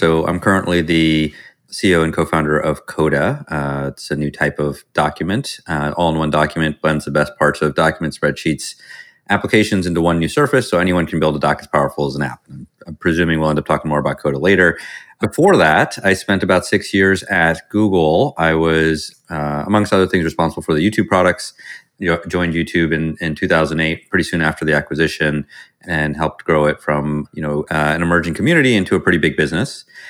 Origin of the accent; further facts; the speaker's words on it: Virginia, United States; I grew up mostly in Virginia, although we moved around a bit.